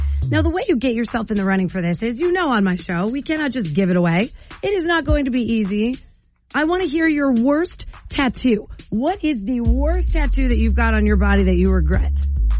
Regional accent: New Jersey, United States; when I was younger, I would get made fun of for being from New Jersey.

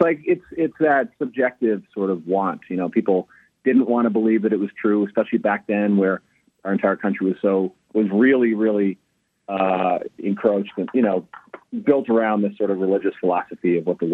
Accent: New Hampshire, United States; moved away; I'm from New Hampshire, and definitely the New England thing.

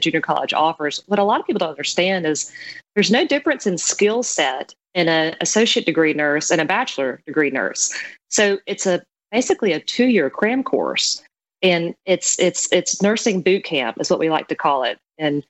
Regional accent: coastal Mississippi, United States; I'm just very blessed to have grown up in the South

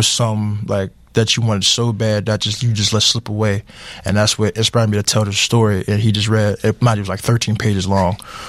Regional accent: Atlanta, Georgia, United States; now in Pittsburgh, United States; I'm from Atlanta, Georgia.

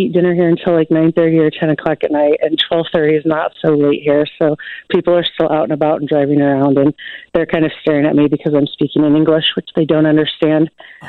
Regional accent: Peoria, Illinois, United States; now in Chicago, United States; I grew up in Peoria

